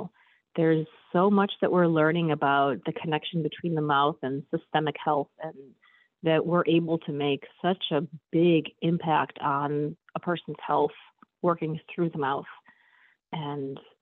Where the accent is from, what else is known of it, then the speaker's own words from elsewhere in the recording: Chicago, Illinois, United States; I am from Chicago